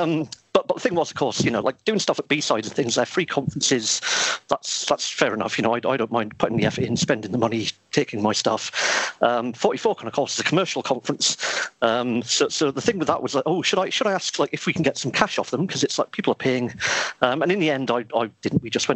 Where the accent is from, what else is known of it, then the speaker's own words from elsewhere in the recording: Newcastle upon Tyne, North East England, United Kingdom; born and bred in Newcastle.